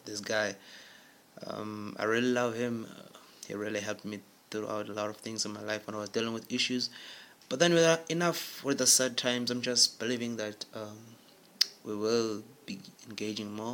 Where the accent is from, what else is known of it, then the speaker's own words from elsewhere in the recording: Durban, KwaZulu-Natal, South Africa; now in Bloemfontein, South Africa; I'm originally from Durban, a beautiful city of Durban, South Africa